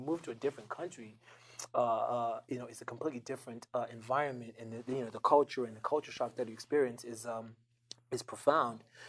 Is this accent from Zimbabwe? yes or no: yes; Zimbabwe; moved away; also born or lived in Botswana / United States / Canada; I moved around a lot growing up. You know, I, I, I moved around. I was born and raised in Zimbabwe